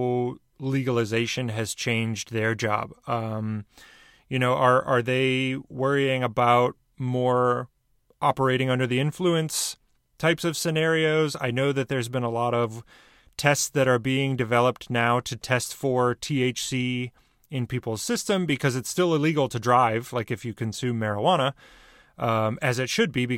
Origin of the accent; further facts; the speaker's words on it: Michigan, United States; Michigan, which is my home state